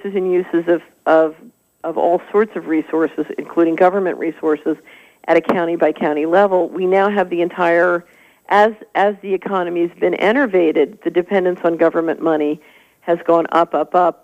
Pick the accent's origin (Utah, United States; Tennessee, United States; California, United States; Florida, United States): Tennessee, United States; I'm from Tennessee